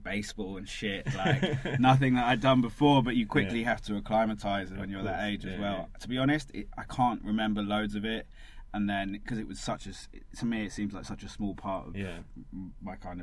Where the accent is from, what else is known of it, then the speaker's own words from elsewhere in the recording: London, United Kingdom; also born or lived in New York, United States; I'm from North London